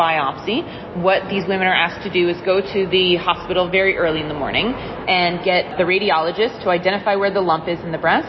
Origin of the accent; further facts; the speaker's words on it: New Jersey, United States; I am from New Jersey originally